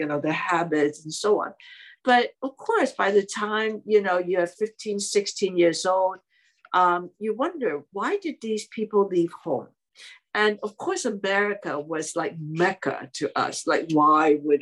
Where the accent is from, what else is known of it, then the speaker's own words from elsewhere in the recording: Hong Kong; English is a second language; moved away as an adult; now in United States; I was born and raised in Hong Kong.